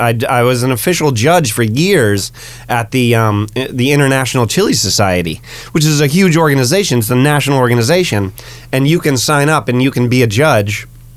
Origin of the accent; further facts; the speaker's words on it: Massachusetts, United States; I'm from Massachusetts. Go Patriots.